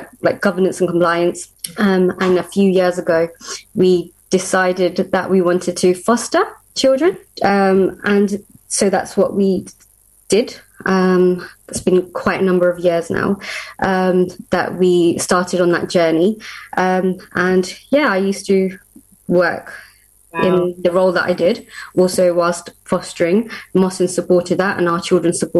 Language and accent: English; Luton, East of England, United Kingdom; We're from Luton in Bedfordshire